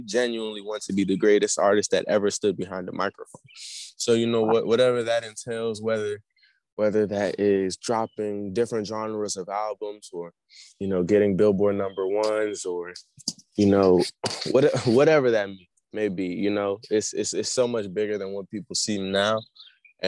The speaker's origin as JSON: {"language": "English", "country": "Nigeria", "said": "I'm from Nigeria."}